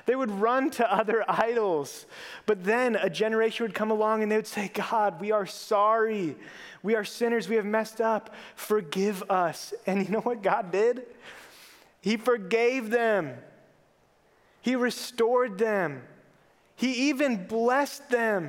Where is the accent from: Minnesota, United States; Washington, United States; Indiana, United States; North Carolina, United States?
Minnesota, United States; Minneapolis–Saint Paul; I grew up in the Twin Cities